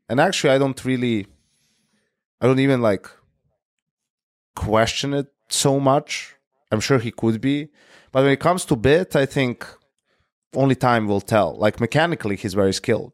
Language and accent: English; Serbia; my hometown where I was born is not Belgrade, right? It's like a smaller town. It's called Krawilec